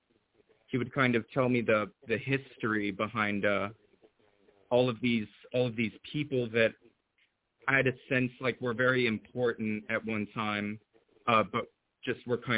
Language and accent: English; Alabama, United States; I grew up in the South in Alabama